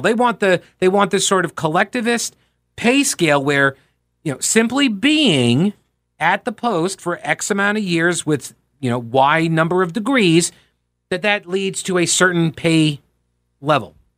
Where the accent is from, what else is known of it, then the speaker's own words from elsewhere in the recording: New York, United States; moved away as an adult; also born or lived in Rock Hill, South Carolina / Asheville, North Carolina; now in Charlotte, United States; I grew up in New York. I got down here at age eighteen.